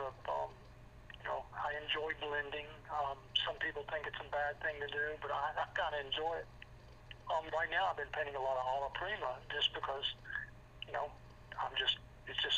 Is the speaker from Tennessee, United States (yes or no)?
yes; Nashville, Tennessee, United States; also born or lived in New York; I was born in Nashville